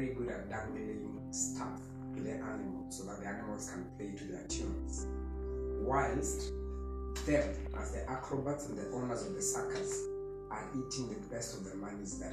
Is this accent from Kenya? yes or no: yes; Kenya; as a Kenyan